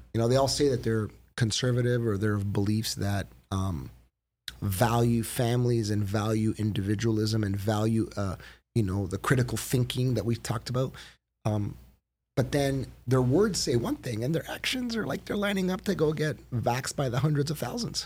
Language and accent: English; Woodbridge, Ontario, Canada; I grew up in Woodbridge